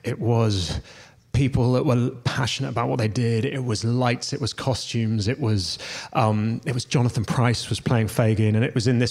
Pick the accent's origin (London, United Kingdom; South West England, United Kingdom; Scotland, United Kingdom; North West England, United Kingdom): London, United Kingdom; I grew up in London.